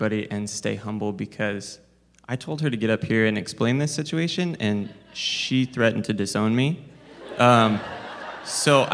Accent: Spokane, Washington, United States; I'm from Spokane, Washington

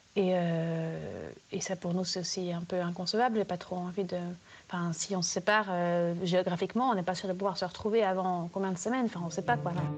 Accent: Switzerland; now in Netherlands; je suis suisse. Et on vit aux Pays-Bas.

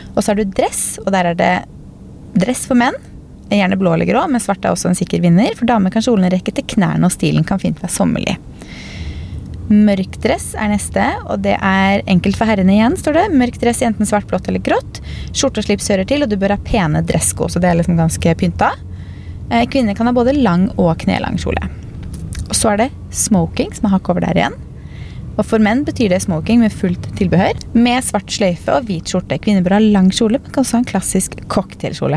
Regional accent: Norway

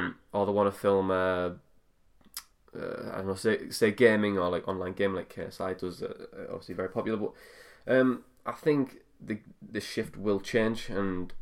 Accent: Middlesbrough, North East England, United Kingdom; moved away as an adult; also born or lived in United States; I'm from Middlesbrough

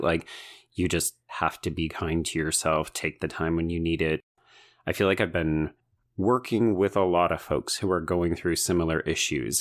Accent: Alberta, Canada; growing up in Alberta

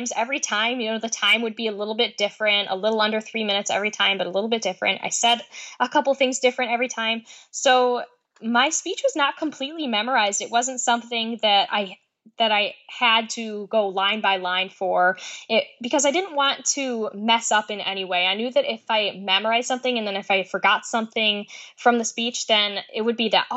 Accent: Oneida Lake, New York, United States; growing up on Oneida Lake in New York

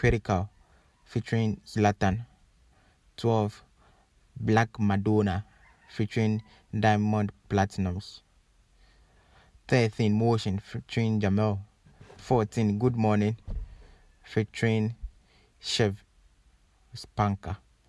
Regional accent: Ghana; Charlie Stonebwoy, we proud to have you as a Ghanaian man.

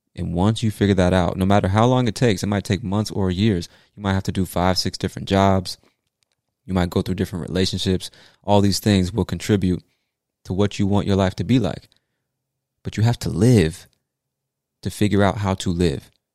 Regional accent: United States; I'm an American

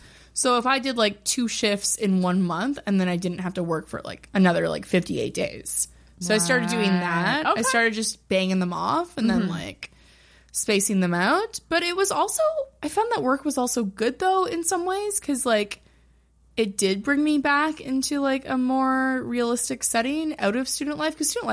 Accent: Ottawa, Ontario, Canada; moved away as an adult

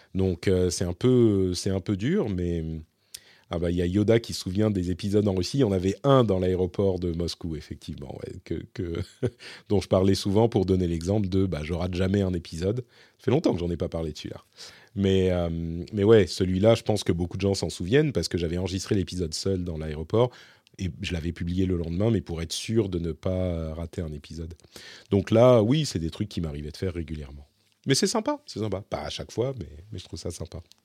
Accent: Paris, Île-de-France, France; moved away as an adult; now in Finland

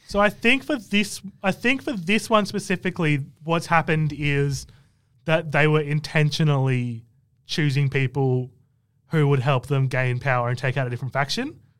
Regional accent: Canberra, Australian Capital Territory, Australia; I'm from Canberra

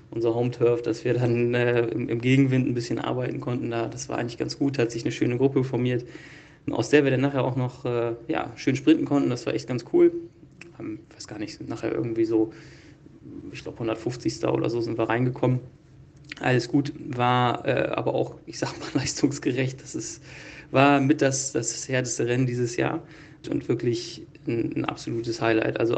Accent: Northern Germany, Germany; Für uns als Norddeutsche sind es natürlich immer gleich die Berge.

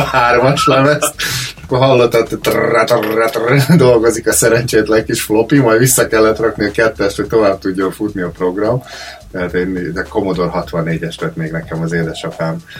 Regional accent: Hungary; moved away as an adult; also born or lived in Cleveland, United States; now in Australia; egy másik kontinensen vagyunk, és mi mind magyarok vagyunk

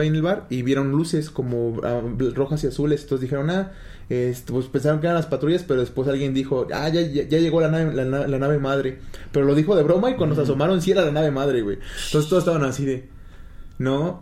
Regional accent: Mexico; nosotros somos de México

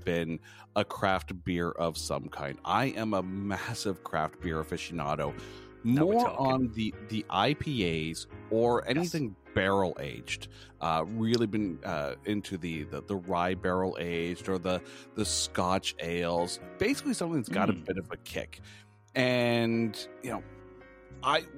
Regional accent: Ottawa, Ontario, Canada; now in Toronto, Canada; I grew up in Ottawa, so the nation's capital, which is, it's not that far away from here.

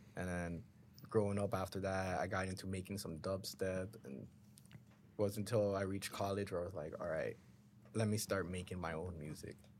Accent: Brampton, Ontario, Canada; I grew up in Brampton, just like Lowry and Goals.

